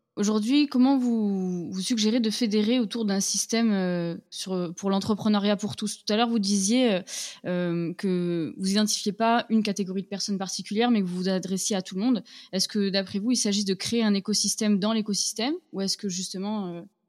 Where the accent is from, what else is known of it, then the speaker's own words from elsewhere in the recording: Toulouse, Occitania, France; je suis de Toulouse